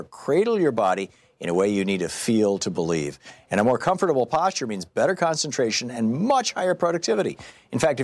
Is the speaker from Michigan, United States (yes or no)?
yes; Michigan, United States; I grew up in Michigan.